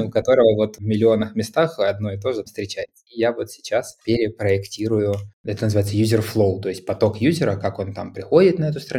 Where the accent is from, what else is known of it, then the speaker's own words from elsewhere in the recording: Kharkiv, Kharkiv Oblast, Ukraine; Я из Харькова